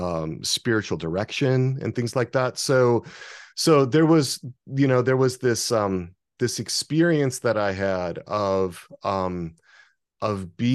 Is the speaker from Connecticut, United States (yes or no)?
no; Wisconsin, United States; So where I grew up in Wisconsin, it was almost all Catholics and Lutherans. Very little sort of religious diversity.